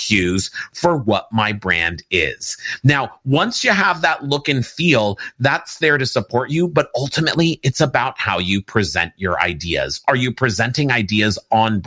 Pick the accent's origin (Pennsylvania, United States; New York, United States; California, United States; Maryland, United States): California, United States; Los Angeles; I grew up on the Universal lot here in Hollywood, California.